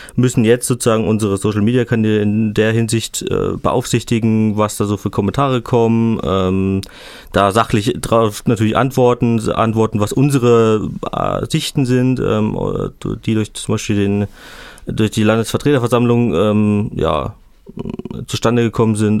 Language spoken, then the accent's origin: German; Suhl, Thuringia, Germany; in meiner Heimatstadt Suhl in Südthüringen